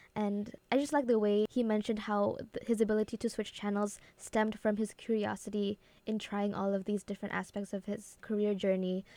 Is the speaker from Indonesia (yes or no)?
yes; Indonesia; moved away; I come from Indonesia